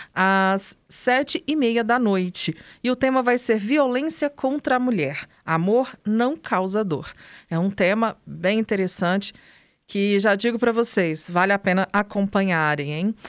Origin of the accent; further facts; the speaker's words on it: São João da Serra Negra, Minas Gerais, Brazil; minha terrinha, né, São João da Serra Negra